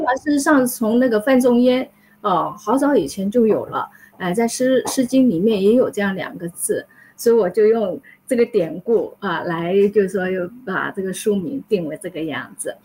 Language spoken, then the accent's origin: Chinese; Taiwan; first language Chinese; moved away as an adult; also born or lived in Hsinchu / Kaohsiung; now in United States; 我是在台湾出生的，我在新竹出生，然后在台湾长大